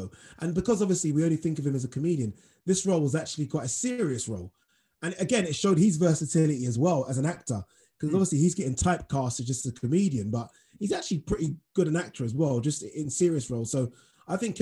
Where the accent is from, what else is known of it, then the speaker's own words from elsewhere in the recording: Nigeria; Being Nigerian myself